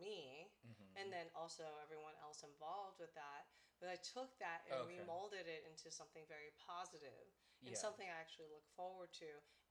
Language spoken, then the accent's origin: English; United States; I'm American-born Chinese, and my parents immigrated China, by the way, or Taiwan, kind of thing. And we, you know, so I'm first generation here.